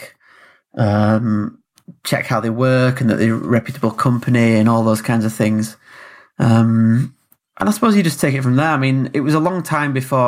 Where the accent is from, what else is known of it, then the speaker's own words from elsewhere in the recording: Yorkshire and the Humber, United Kingdom; moved away as an adult; now in Southampton, United Kingdom; I grew up in West Yorkshire, up in the north of England, rainy, cold.